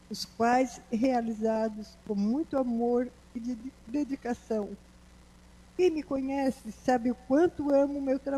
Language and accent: Portuguese; Araranguá, Santa Catarina, Brazil; Nasci e me criei em Araranguá